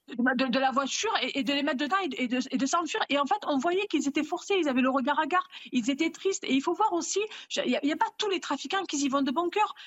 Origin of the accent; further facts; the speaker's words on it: Marseille, Provence-Alpes-Côte d'Azur, France; je suis née à Marseille, je suis née dans des bidonvilles.